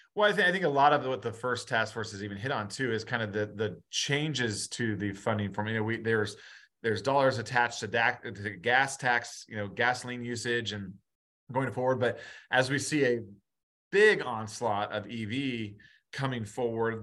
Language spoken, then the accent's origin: English; Noblesville, Indiana, United States; I'd be mayor of my hometown